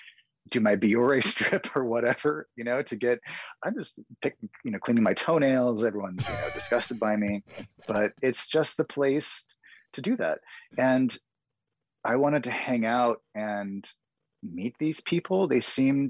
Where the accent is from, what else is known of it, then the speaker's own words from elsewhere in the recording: the Northwest, Pacific Northwest, United States; Growing up in the Northwest